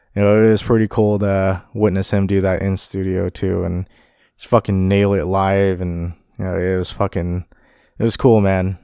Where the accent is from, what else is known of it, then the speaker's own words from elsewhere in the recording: Sacramento, California, United States; growing up in the Sacramento music scene